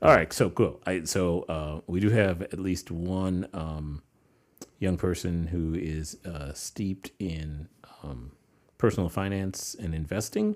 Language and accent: English; New York, United States; I grew up in New York